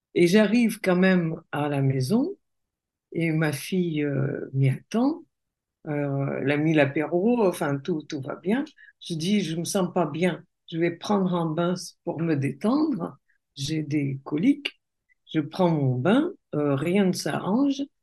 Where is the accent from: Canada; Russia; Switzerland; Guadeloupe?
Russia; French is a second language; moved away as an adult; now in France; je suis née en Russie. Donc, euh, j'ai vécu en Russie. Et puis après, je me suis mariée avec un Français et je vis en France depuis plus de 30 ans